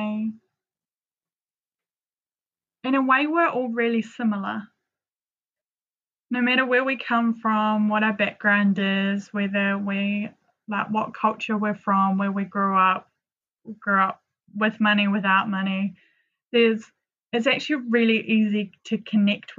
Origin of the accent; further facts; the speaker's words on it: New Zealand; moved away as an adult; also born or lived in London; growing up in New Zealand is very sheltered in a lot of respects